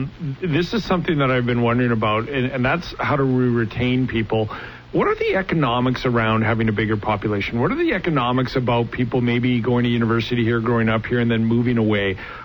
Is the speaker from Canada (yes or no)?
yes; Alberta, Canada; also born or lived in British Columbia; now in Manitoba, Canada; I'm from Alberta, I grew up there. I moved here in 2005 from BC to work in the media.